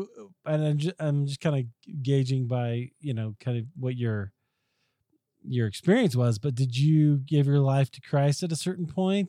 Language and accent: English; Des Moines, Iowa, United States; now in Colorado, United States; I grew up in Des Moines, Iowa, and again, spent most of my life in the Midwest. And when I came out to Colorado